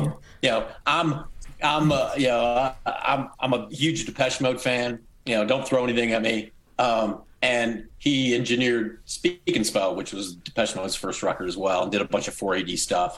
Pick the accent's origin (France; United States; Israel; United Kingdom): United States; moved away as an adult; now in Oklahoma City, United States; my wife lives in St. Louis, which is close to my hometown